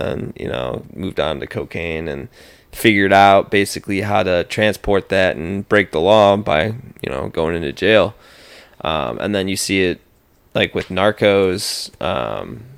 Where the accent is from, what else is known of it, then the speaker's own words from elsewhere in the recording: Chardon, Ohio, United States; growing up in Little Chardon, Ohio, suburb of Cleveland